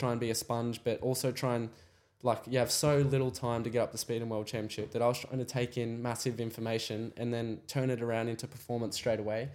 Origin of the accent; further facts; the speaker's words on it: Australia; I was in the paddock as another Aussie